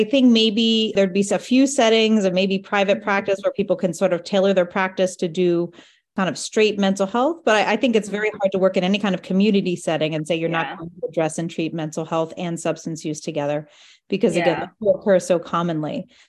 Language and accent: English; New Jersey, United States; I grew up in New Jersey, and my family has no Spanish-speaking background.